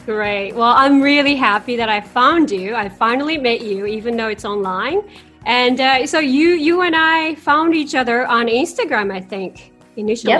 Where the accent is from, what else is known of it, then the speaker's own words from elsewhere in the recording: Japan; moved away as an adult; also born or lived in Canada / China; now in Singapore; I was raised in Japan until 18 years old, and I have ever since lived in Canada, China, and the last nine years in Singapore